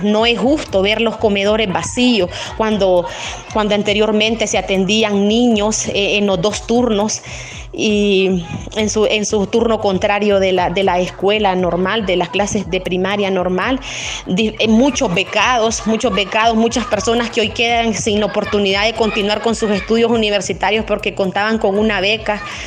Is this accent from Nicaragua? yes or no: yes; San José de Cusmapa, Madriz, Nicaragua